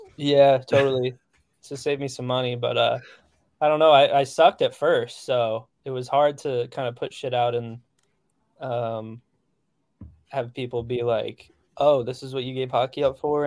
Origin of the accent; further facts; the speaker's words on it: central New Jersey, United States; moved away; also born or lived in Nashville; I grew up, like, in central Jersey